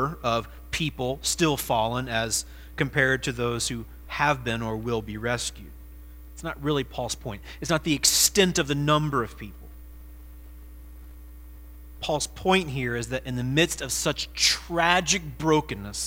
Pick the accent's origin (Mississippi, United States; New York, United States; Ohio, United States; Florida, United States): Ohio, United States; moved away as an adult; also born or lived in South Carolina; I'm an Ohioan. This was where I'm from, and this is where I belong